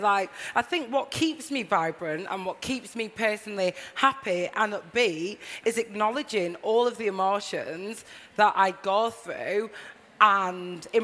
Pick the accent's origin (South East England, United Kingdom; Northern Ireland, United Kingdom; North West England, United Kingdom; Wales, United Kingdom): North West England, United Kingdom; Blackburn; moved away as an adult; now in London, United Kingdom; when I was growing up in Blackburn, I felt really, really confident around my family